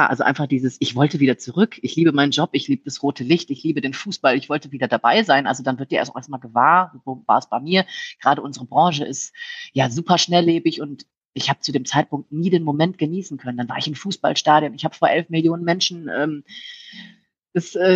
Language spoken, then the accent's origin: German; Rhineland, Germany; Ich meine, das, ich bin sehr offen und ich komme aus dem Rheinland